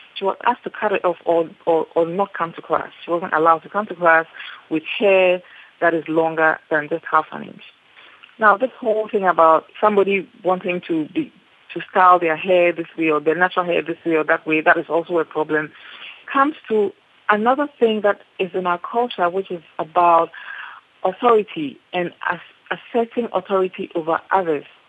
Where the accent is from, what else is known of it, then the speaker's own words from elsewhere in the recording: Ghana; I am Ghanaian